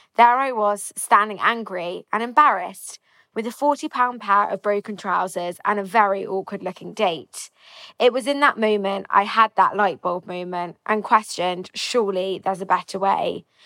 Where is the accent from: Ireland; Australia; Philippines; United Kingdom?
United Kingdom; London; I'm 25 from London